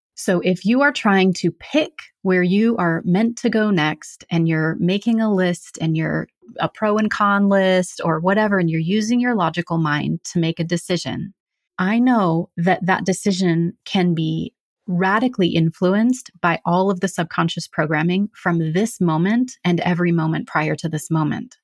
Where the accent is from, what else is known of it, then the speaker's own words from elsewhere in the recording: Central California, United States; moved away as an adult; also born or lived in Eastern Oregon / San Diego / Los Angeles; now in Central Oregon, United States; my family moved to Central California